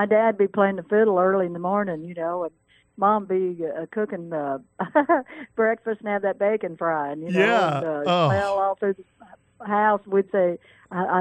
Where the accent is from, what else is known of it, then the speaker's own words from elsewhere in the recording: Vienna, Missouri, United States; I grew up in that little town